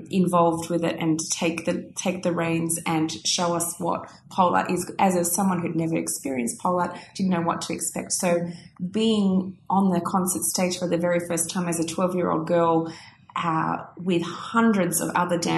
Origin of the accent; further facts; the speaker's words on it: Australia; you can hear I'm very Aussie again. Very Aussie again.